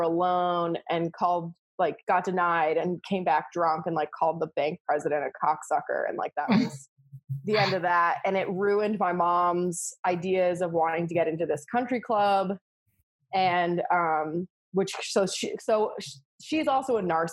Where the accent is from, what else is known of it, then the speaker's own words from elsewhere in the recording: Florida, United States; also born or lived in Oklahoma; I grew up in Florida